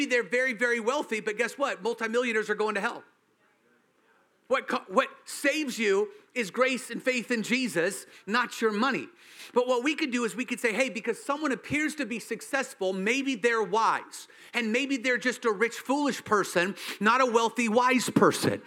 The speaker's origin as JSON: {"language": "English", "region": "Washington", "country": "United States", "said": "I'm from Washington"}